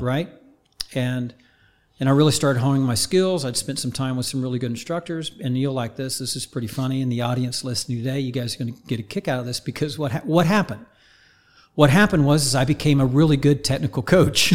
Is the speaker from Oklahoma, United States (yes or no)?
yes; Oklahoma, United States; I grew up in Oklahoma, right? Just north of Tulsa, very small town